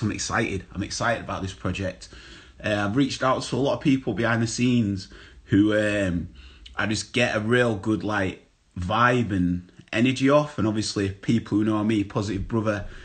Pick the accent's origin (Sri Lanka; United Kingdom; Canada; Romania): United Kingdom; Bradford, Yorkshire and the Humber; I grew up Bradford